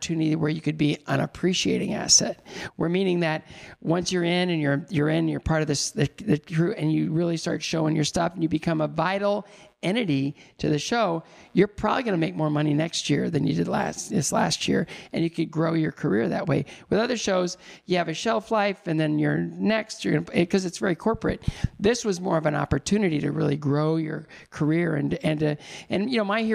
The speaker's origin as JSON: {"language": "English", "region": "Northwestern Ohio", "country": "United States", "tie": "born or raised there", "said": "I grew up in Northwestern Ohio."}